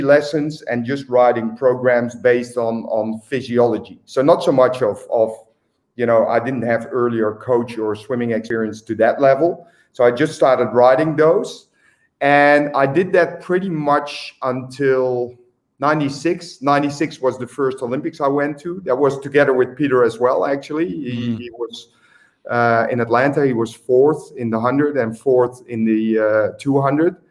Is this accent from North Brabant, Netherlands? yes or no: yes; Eindhoven, North Brabant, Netherlands; moved away as an adult; also born or lived in Australia; my hometown, which is Eindhoven